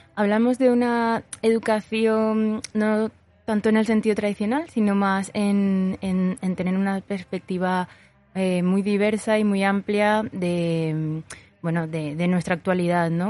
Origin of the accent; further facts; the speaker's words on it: Paraguay; moved away as an adult; now in Zaragoza, Spain; yo llevo tres años en Zaragoza, eh, vengo de Paraguay